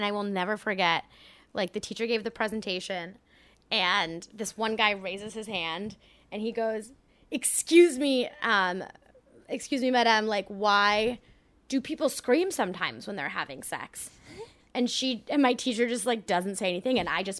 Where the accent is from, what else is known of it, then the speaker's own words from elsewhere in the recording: France; moved away; I grew up in France, actually.